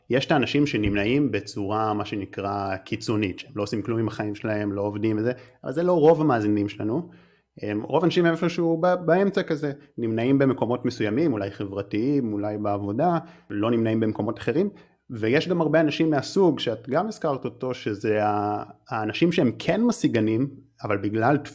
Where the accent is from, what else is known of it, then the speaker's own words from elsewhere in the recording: North, Israel; אני במקור מהצפון, אה, אני עדיין נוסע הרבה לתל אביב, אבל די, לא רוצה יותר לגור במרכז